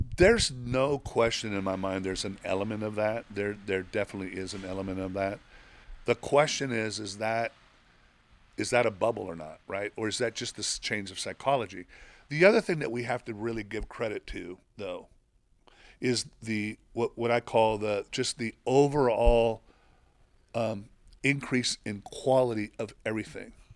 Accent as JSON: {"language": "English", "country": "Mexico", "tie": "born or raised there", "moved": "yes", "said": "I grew up in Mexico"}